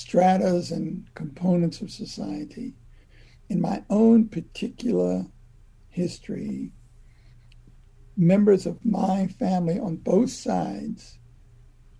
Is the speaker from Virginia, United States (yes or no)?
yes; Virginia, United States; I'm a Southerner. I was born and raised in Virginia